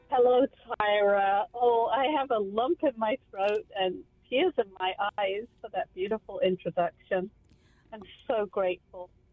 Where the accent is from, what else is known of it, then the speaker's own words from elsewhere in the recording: Kent, South East England, United Kingdom; moved away as an adult; I came from England, from the southeast of London, about an hour southeast, from the county of Kent. And funnily enough, the first road that I grew up on was called Garlinge Road